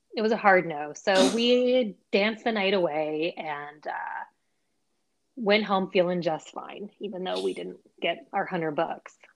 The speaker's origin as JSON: {"language": "English", "area": "Bay Area", "region": "California", "country": "United States", "said": "we're both from the Bay Area"}